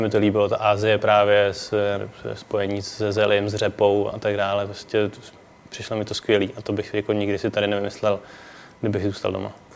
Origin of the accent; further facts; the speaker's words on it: Prague, Czechia; jsem ze Strašnice